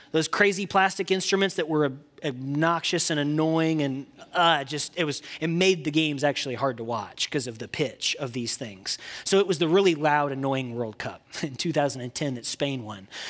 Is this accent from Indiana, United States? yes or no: yes; Indiana, United States; now in Texas, United States; I'm from the great state of Indiana. And I did get to Texas as fast as I could, but I'm from the Hoosier State